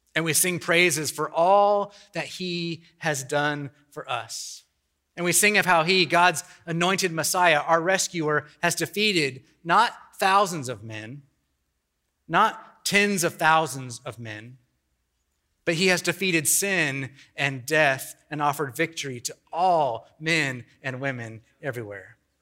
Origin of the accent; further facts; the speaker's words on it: Kansas, United States; He actually came to my hometown. I have no idea why he came to the middle of Kansas